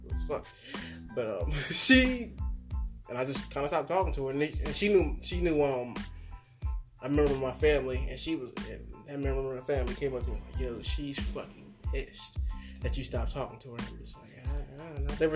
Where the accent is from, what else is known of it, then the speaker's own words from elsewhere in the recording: the South, United States; I'm from the South.